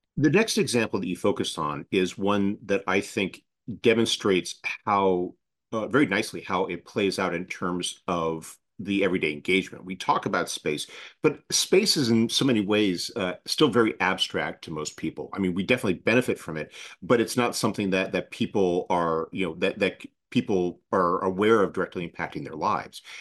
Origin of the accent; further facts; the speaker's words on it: United States; as an American